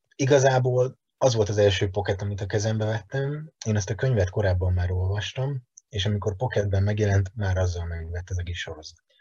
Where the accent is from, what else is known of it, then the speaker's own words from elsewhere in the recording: Veszprém, Veszprém County, Hungary; moved away as an adult; now in Budapest, Hungary; Egyébként Veszprémi vagyok, Budapestre hat éve költöztem, de abszolút két laki életmódot élek